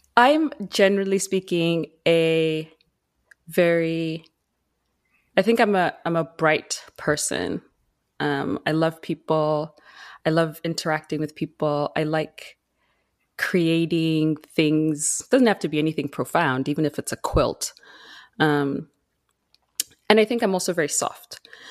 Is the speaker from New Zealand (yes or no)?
no; Zimbabwe; moved away as an adult; now in Vancouver Island, Canada; I was born and raised in Zimbabwe. I moved to Canada when I was seventeen